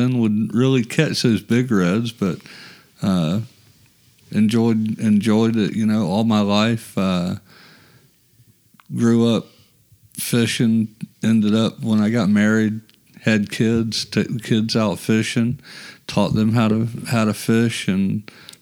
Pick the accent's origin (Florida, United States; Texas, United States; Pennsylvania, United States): Florida, United States; Jacksonville; also born or lived in Middleburg, Florida; I'm from Jacksonville, Florida, born and raised here, grew up in Arlington